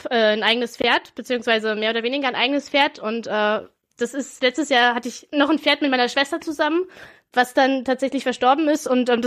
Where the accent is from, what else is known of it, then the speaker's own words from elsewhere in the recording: Brandenburg, Germany; Nee, aber ich komme aus der Brandenburg.